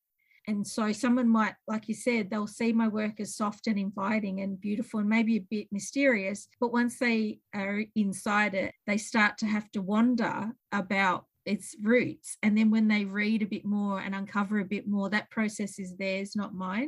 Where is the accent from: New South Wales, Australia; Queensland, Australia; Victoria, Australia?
Victoria, Australia; So that's why I say I'm from Moonakulla Mission and Framlingham Mission, because that's the roots of our people's survival in those spaces.